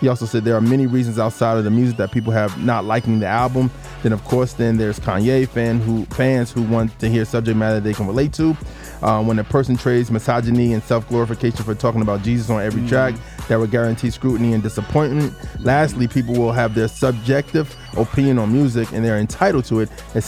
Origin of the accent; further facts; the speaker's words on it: Albuquerque, New Mexico, United States; What is now this show began when I was hardly even an adult as a weekly radio show in my hometown of New Mexico, in Albuquerque, New Mexico.